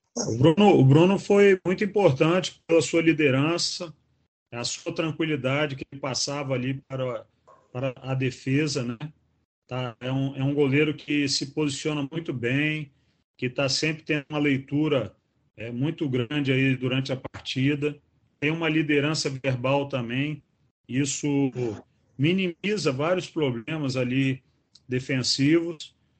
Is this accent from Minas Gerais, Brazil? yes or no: no; São João da Barra, Rio de Janeiro, Brazil; now in Natal, Brazil; eu sou de São João da Barra, que é estado do Rio, de, é, próximo a Campos dos Goitacazes, mas já estou aqui em Natal há 17 anos